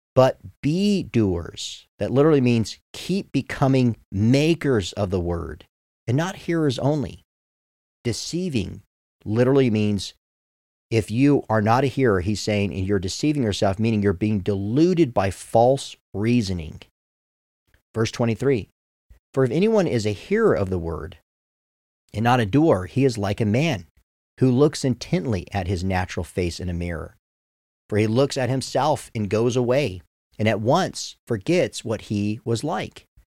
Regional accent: United States; I'm an American

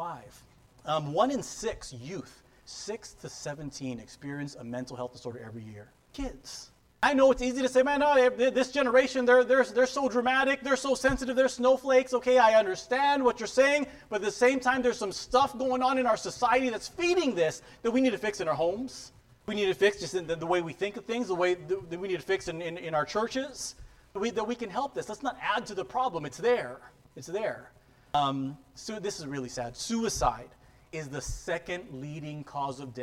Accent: San Diego, California, United States; I grew up in San Diego, so I'm a Charger fan.

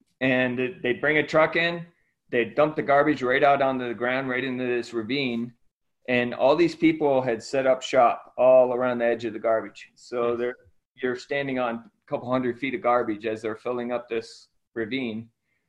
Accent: Ecuador; I was born and raised in Ecuador. My parents were missionaries. My grandparents were missionaries in Ecuador.

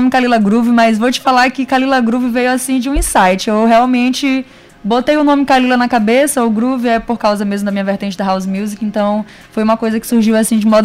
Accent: Brazil; É, eu morava na Vila Palmeira, eu me criei na Vila Palmeira e lá na Vila Palmeira eu tinha uma tia

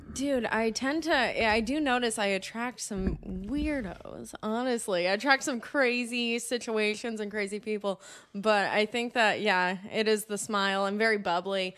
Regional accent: New Jersey, United States; moved away; I grew up in New Jersey

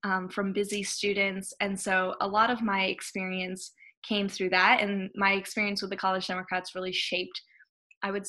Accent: Hawaii, United States; moved away as an adult; also born or lived in Madison, Wisconsin / New Haven, Connecticut; I'm originally from Hawaii

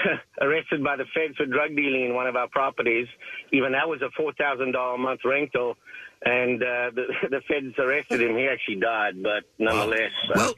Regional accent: South Africa; now in United States; I'm originally from South Africa, but 20 years in the U.S., and the accent's gone away a little bit.

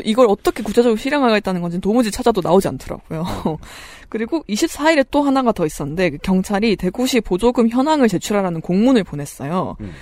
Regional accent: Daegu, South Korea; 제 고향 얘기여서도 있고요

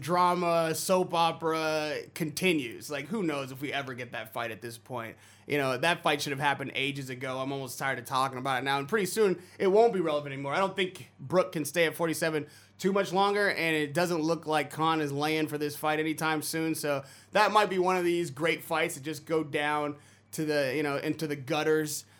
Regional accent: San Francisco Bay Area, California, United States; I'm from the Bay Area

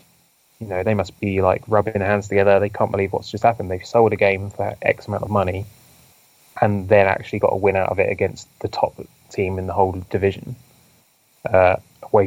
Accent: Maidenhead, South East England, United Kingdom; my hometown is Maidenhead

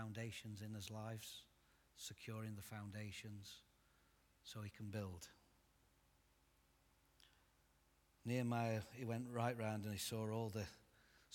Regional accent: Derbyshire, East Midlands, United Kingdom; I'm actually from Derbyshire

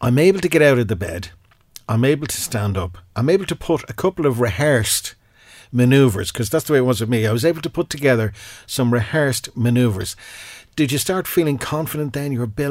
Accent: Ireland; we're Irish

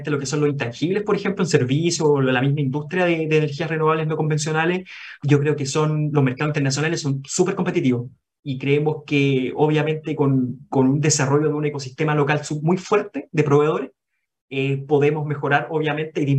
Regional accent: Chile; ¿Son de Estados Unidos? No, somos chilenos.

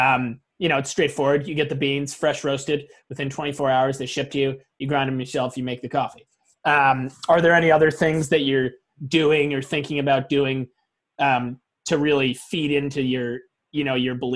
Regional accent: Portland, Maine, United States; We're from Portland, Maine

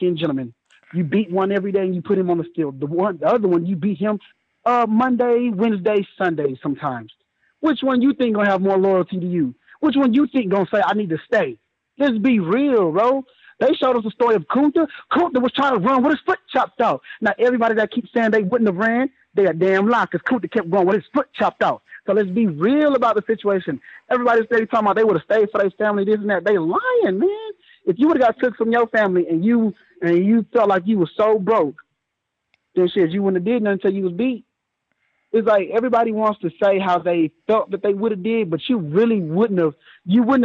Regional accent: Dallas, Texas, United States; I'm from the Triple D, man. Oak Cliff America

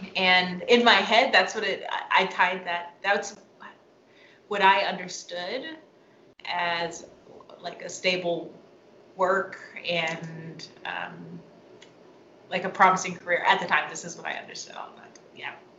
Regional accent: Seattle, Washington, United States; moved away as an adult; I'm from Seattle. Um, my family's in, in Seattle.

